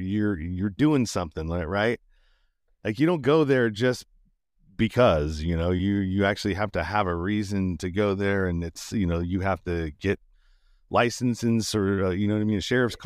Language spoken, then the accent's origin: English; Sacramento, California, United States; now in Las Vegas, United States; when I came from Sacramento, California, Northern California, before I moved to Vegas